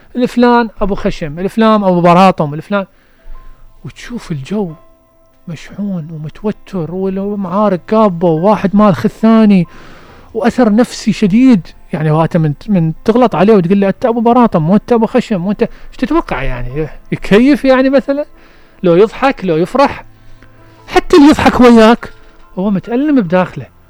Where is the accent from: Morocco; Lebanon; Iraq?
Iraq; Basra Governorate; احنا بالبصرة